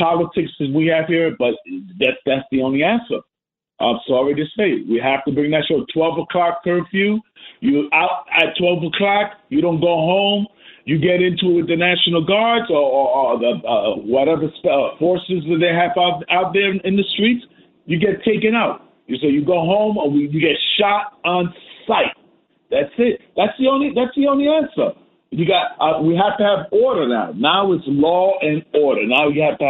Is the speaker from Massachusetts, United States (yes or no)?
no; New York City, New York, United States; I grew up in the Bronx, man. Daly Avenue